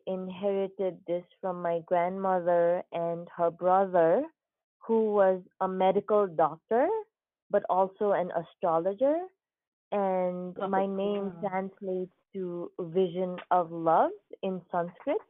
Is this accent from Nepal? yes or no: yes; Nepal; moved away as an adult; now in United States; So I was born in Nepal, born and raised in Nepal. I actually came to the United States when I was 19 years old.